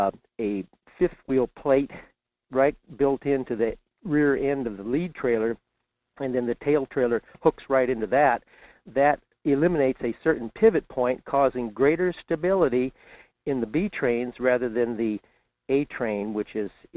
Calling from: Fairbanks, Alaska, United States; in Fairbanks.

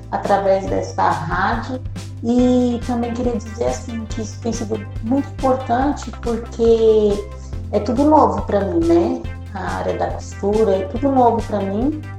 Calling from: São Paulo, Brazil; é, sou da Zona Leste de São Paulo

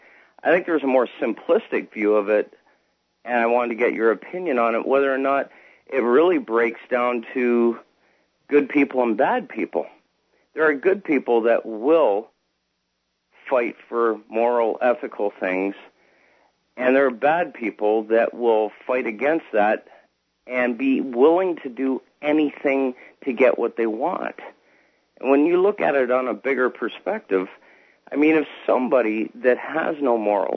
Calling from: Canada; I'm calling from Canada.

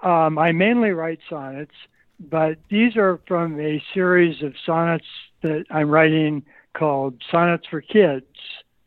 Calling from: Lincoln, Nebraska, United States; Lincoln, Nebraska.

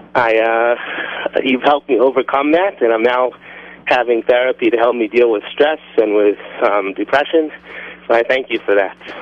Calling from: Israel; I'm calling from Israel

